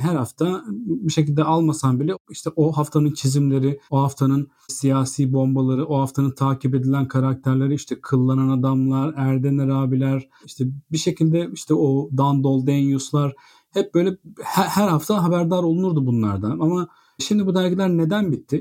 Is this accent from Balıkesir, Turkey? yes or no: yes; Bandırma, Balıkesir, Turkey; Biz ikimiz de Bandırma'da büyüdük …'yle.